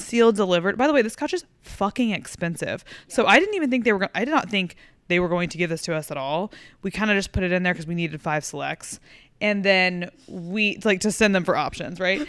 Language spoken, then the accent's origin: English; Fort Worth, Texas, United States; moved away; I go home to, like, Fort Worth